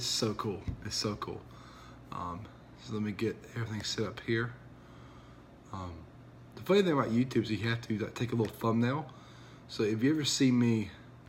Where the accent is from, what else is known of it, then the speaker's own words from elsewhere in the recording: Alabama, United States; moved away; I am originally from Alabama